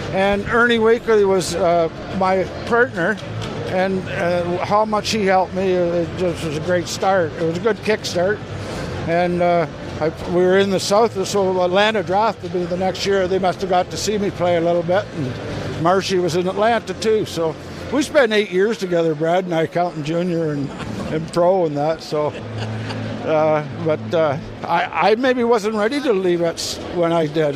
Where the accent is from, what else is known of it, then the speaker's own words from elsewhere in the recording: London, Ontario, Canada; I grew up here in London, lived at home